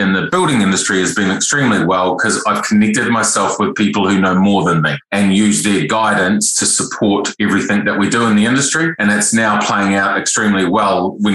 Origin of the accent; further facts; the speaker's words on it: Wairarapa, Wellington, New Zealand; from the Wairarapa, born and bred down this area